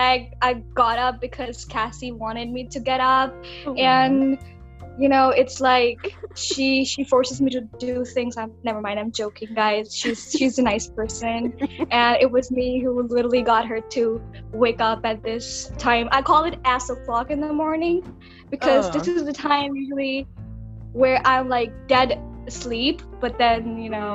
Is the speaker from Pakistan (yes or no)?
yes; Pakistan; moved away as an adult; now in China; I'm from Pakistan and I'm studying in China